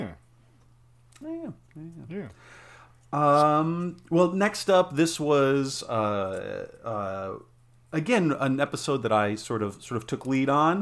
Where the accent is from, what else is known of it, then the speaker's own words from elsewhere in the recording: Colorado, United States; now in Columbus, United States; I'm from Colorado, but it's not like ski country. It's, you know, the like mile and a half above sea level, surrounded by 14,000 foot peaks, this like high alpine desert valley